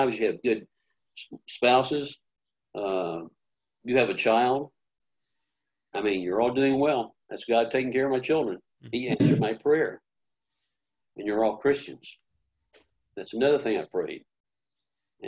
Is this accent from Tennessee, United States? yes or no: yes; Memphis, Tennessee, United States; I was born in the same hospital that Elvis Presley died in, and that's in Memphis, Tennessee